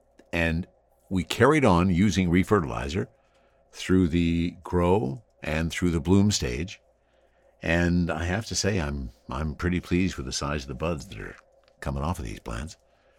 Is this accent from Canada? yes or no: yes; Ottawa, Ontario, Canada; now in Vancouver, Canada; I'm originally from Ottawa, Ontario, but now I live in Vancouver. I'm 48 years old, work professionally in an office job.